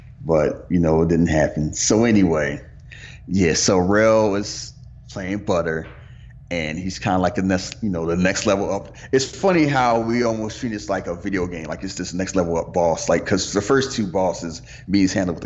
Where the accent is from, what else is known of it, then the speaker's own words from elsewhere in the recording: Philadelphia, Pennsylvania, United States; where I lived in West, like, I was born in South Philly, and then I moved to West Philly